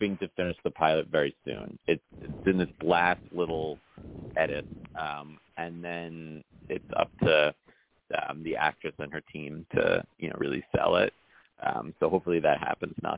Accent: New York City, New York, United States; I grew up in New York City

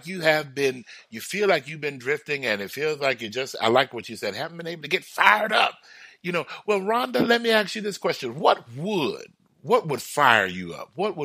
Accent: Houston, Texas, United States; I lived everywhere in Houston. I was born in Houston. I lived everywhere in Houston.

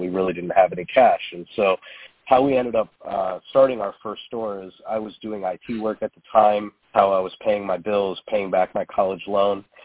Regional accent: Toledo, Ohio, United States; I grew up in Toledo, and this is uh, where we founded our concept

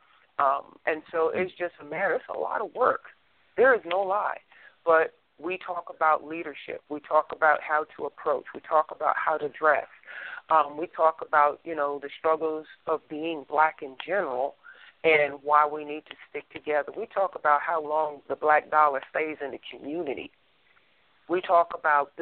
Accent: New Jersey, United States; now in Texas, United States; I'm originally from New Jersey and I live in Texas, so I got that East Coast mentality

